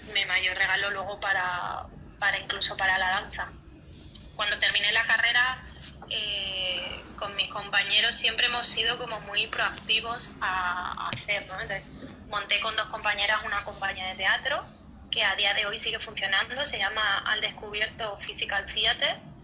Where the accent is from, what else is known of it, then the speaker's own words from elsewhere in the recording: Cáceres, Extremadura, Spain; Yo soy de Cáceres, que es una ciudad en el sur de España muy pequeñita